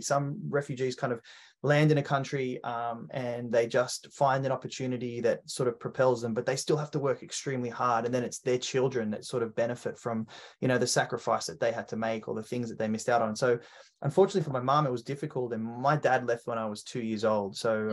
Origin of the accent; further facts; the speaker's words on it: Australia; how I became an Australian